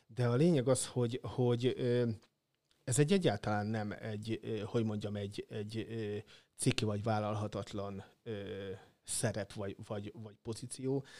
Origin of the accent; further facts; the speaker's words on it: Nyíregyháza, Szabolcs-Szatmár-Bereg, Hungary; now in Szeged, Hungary; szülővárosom labdarúgás, a nyíregyházi labdarúgás